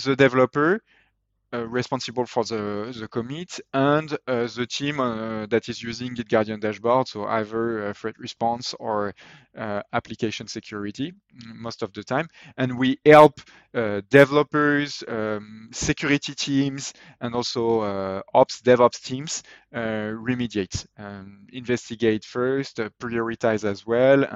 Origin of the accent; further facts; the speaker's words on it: France; accent: French; English is a second language; my French accent